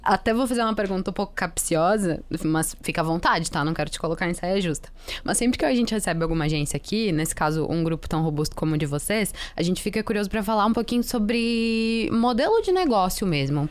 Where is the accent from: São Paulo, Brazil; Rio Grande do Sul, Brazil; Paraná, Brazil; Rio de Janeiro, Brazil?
Rio Grande do Sul, Brazil; eu sou gaúcha